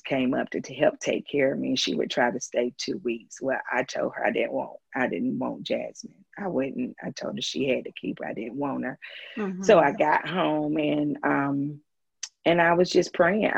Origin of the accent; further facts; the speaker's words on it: Greenwood, South Carolina, United States; moved away as an adult; now in Greenville, United States; Greenwood is my hometown. That's where I was born and raised.